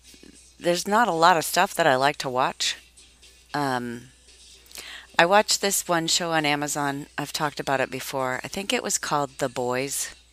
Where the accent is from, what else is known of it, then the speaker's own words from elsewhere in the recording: Massachusetts, United States; accent: Boston; I can do a Boston accent because, if you recall, I was born and raised in Massachusetts. I'm a masshole. I know you wouldn't know it by the way I talk, but I really do have a Boston accent.